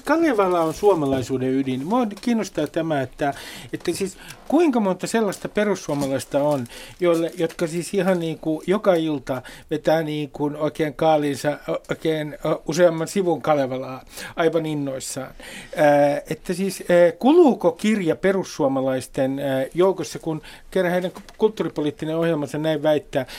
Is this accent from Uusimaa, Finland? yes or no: yes; Nummi, Uusimaa, Finland; kotikuntani Nummen